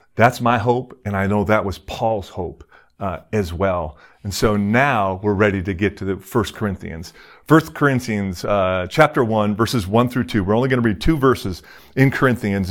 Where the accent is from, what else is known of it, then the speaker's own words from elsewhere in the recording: Detroit, Michigan, United States; my hometown of Detroit, Michigan.